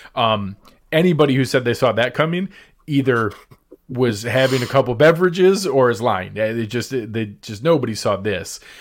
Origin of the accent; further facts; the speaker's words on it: Western New York, United States; moved away; I'm born and raised in Western New York